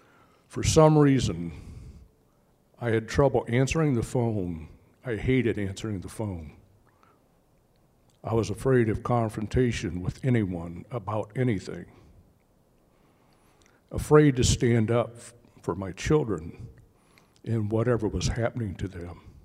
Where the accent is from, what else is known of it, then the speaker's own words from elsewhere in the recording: Indiana, United States; I'm from Indiana